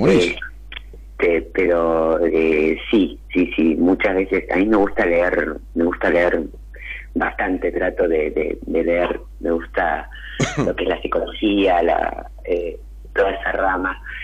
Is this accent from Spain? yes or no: no; Bariloche, Río Negro, Argentina; now in Balcarce, Argentina; Eh, soy de Balcarce. Soy de Bariloche en realidad, pero ahora vivo en Balcarce, van a ser como 10 años